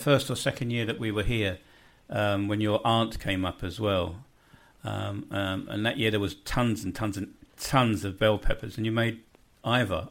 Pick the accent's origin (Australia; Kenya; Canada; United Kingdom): United Kingdom; London; moved away as an adult; now in Bosnia and Herzegovina; I grew up in West Kensington in London.